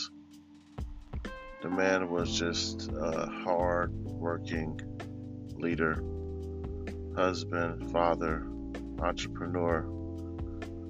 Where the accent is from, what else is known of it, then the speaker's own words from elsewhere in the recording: Lynwood, California, United States; growing up in Linwood, California